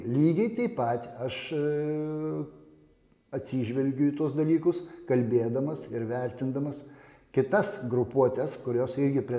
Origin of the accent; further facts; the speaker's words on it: Lithuania; aš tiesiog lietuvis